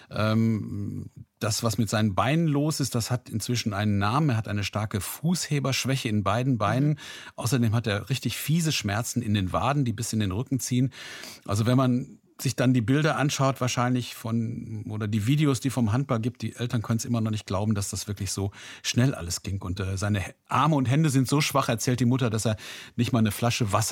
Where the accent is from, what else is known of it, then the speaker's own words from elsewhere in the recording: Recklinghausen, North Rhine-Westphalia, Germany; meine Heimatstadt ist Recklinghausen.